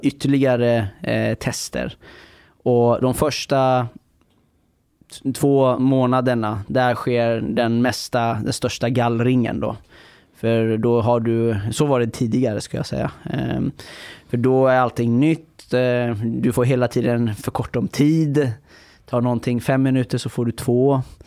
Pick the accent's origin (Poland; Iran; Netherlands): Iran; now in Sweden; jag kommer från Iran